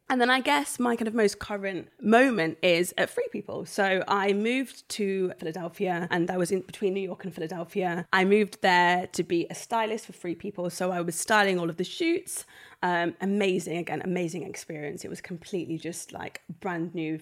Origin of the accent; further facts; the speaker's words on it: Nottingham, East Midlands, United Kingdom; moved away as an adult; back to Nottingham, my hometown